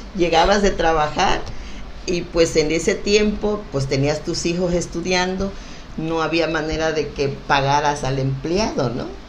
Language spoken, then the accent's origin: Spanish; Pie de la Cuesta, Guerrero, Mexico; also born or lived in Acapulco; Yo nací en Acapulco, en el hospital de Acapulco, pero vivo desde siempre ahí en pie de la cuesta